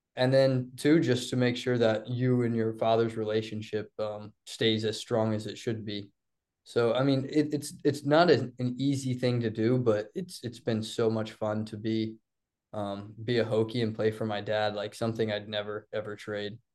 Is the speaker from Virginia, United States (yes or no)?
yes; Blacksburg, Virginia, United States; growing up in Blacksburg, it's a little different